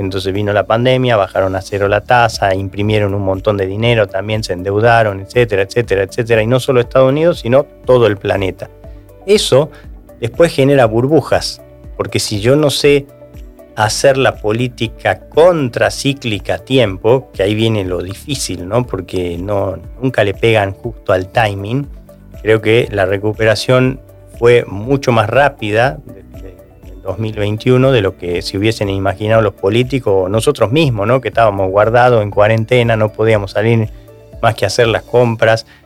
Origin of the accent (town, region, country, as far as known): Argentina